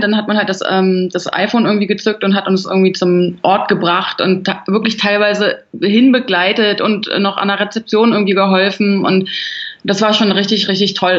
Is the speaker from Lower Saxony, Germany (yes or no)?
no; Berlin, Germany; ich bin ein Großstadtkind, ich bin in Berlin groß geworden